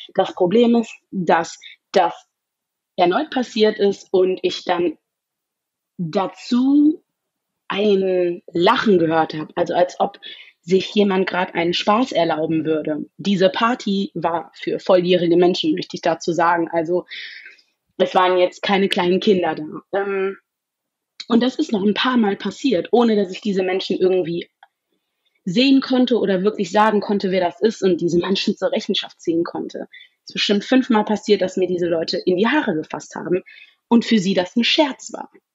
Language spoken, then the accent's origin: German; Germany; weil ich mein ganzes Leben in Deutschland gelebt habe, ähm, weil ich hier aufgewachsen bin